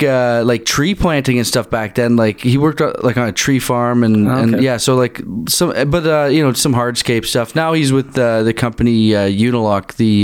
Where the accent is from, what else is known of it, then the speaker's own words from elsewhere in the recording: Bracebridge, Ontario, Canada; also born or lived in Toronto / King City; Yeah, like I was born in Toronto, but like I lived in Bracebridge for about 13 years. And then my family moved closer to Toronto, and I went to high school in King City. And then we all kind of gradually moved back up there.